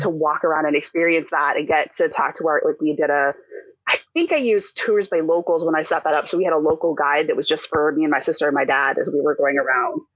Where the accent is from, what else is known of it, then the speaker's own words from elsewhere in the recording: Houston, Texas, United States; also born or lived in Rochester, New York; we moved back from Rochester to Houston